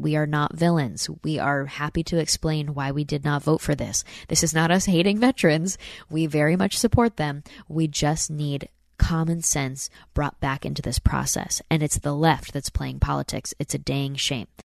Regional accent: Saratoga Springs, New York, United States; moved away; my hometown in Saratoga, New York.

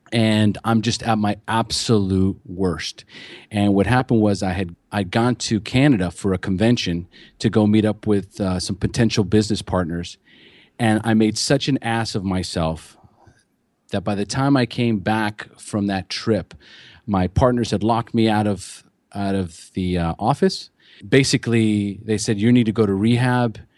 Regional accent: California, United States; moved away as an adult; now in Costa Rica; I'm from California originally

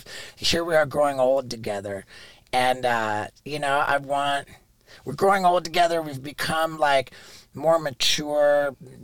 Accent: London, United Kingdom; I was born in 1974 in London, England.

